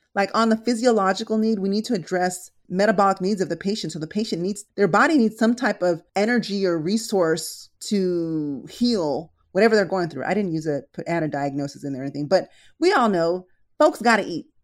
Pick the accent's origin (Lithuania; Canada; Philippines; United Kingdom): Philippines; also born or lived in San Diego; now in Los Angeles, United States; I was actually born in the Philippines, then we moved to San Diego, and now I'm here